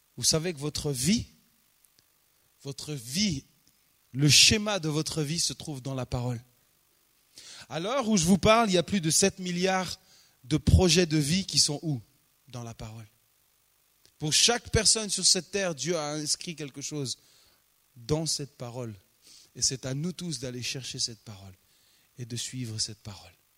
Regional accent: France; Chez nous, en France

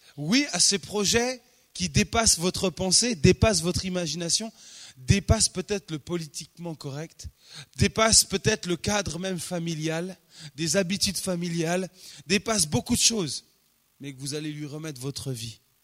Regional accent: France; Chez nous, en France

